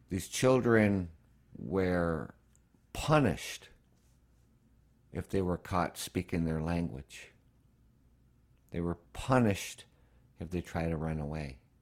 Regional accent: Canada; As a Canadian

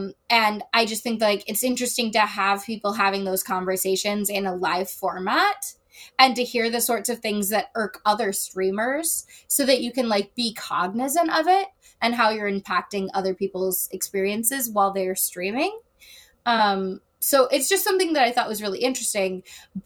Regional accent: Chicago, Illinois, United States; I am a Taurus from Chicago

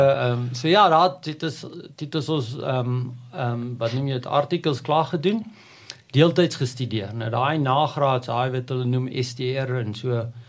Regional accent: Prieska, Northern Cape, South Africa; moved away; ek word het op die platteland groot geword, 'n amazing plek, ehm, 'n um, dorpie al langs die Oranje rivier Prieska in die Noord-Kaap

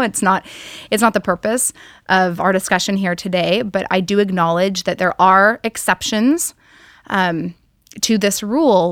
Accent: Hawaii, United States; I'm from Hawaii, and so living here in Hawaii

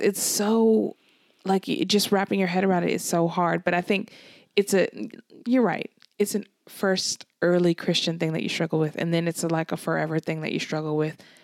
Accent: California, United States; moved away as an adult; now in Glasgow, United Kingdom; So I'm from California.

